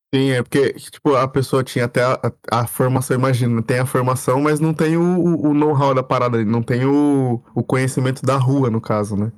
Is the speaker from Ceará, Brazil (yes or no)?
no; São José dos Campos, São Paulo, Brazil; also born or lived in Rio de Janeiro; Eu, eu, eu sou de, de São José dos Campos, eu cresci em São José dos Campos